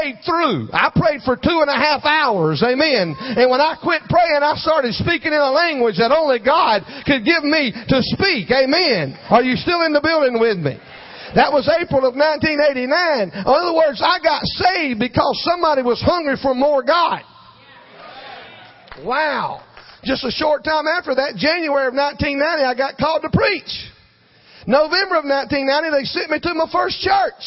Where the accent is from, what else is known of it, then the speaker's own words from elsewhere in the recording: Jesup, Georgia, United States; The pastor of a little church in my hometown, Jessup, Georgia